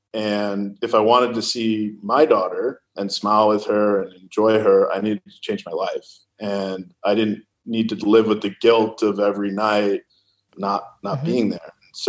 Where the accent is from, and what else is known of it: California, United States